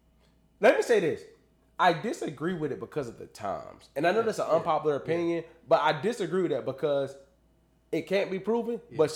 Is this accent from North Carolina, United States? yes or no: yes; North Carolina, United States; I'm from North Carolina.